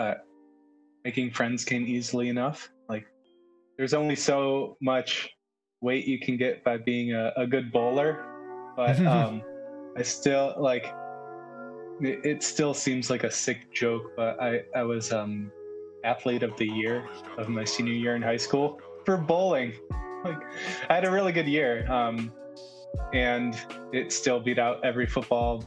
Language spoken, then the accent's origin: English; Michigan, United States; moved away; I'm from Michigan originally